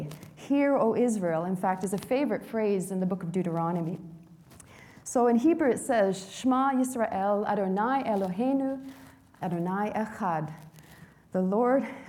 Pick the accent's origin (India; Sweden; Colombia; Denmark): Sweden; now in Canada; the hometown where I was born in Sweden